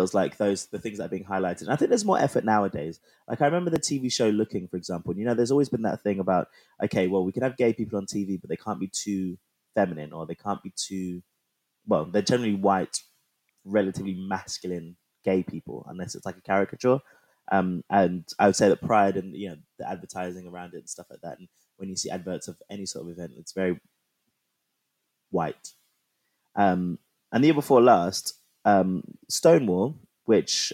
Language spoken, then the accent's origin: English; England, United Kingdom; I'm from England